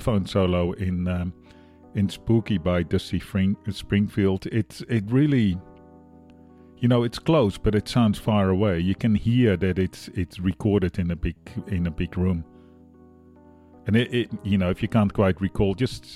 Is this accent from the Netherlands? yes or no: yes; Netherlands; now in Australia; I'm from the Netherlands, living in Australia, broadcasting, well, in Brooklyn, New York